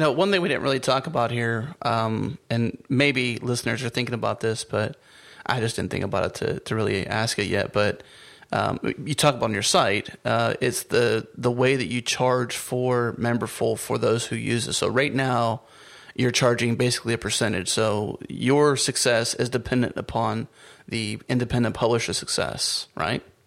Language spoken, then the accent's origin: English; United States; as an American